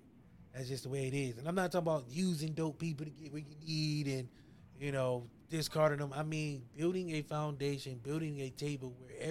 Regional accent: Ohio, United States; I'm from Ohio

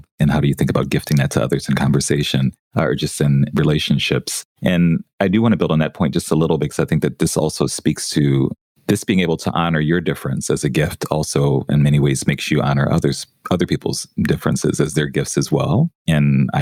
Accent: New Orleans, Louisiana, United States; moved away; also born or lived in New York; growing up in New Orleans

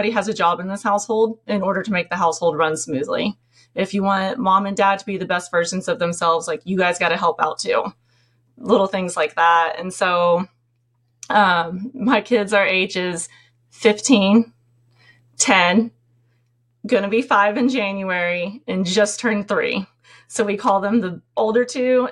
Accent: Tennessee, United States; moved away; we're from Tennessee

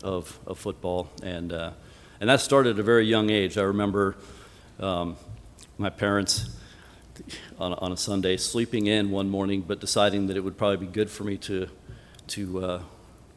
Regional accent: Colorado, United States; moved away; I was born and raised in Colorado in a non-Christian home

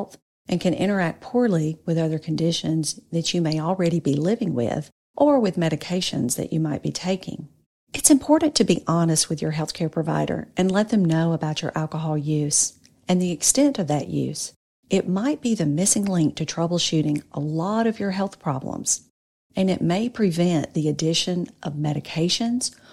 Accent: North Louisiana, United States; I grew up and live in North Louisiana

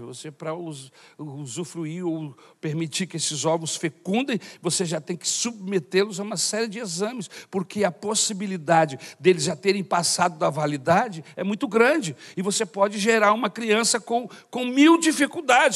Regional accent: Brazil; Sou brasileiro de nascimento

